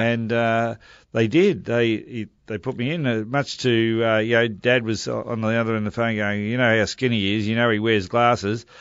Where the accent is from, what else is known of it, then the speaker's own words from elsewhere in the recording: Melbourne, Victoria, Australia; I grew up in Marambina, which is a little suburb, uh, stuck in between Caulfield Racecourse and probably Chadstone Shopping Centre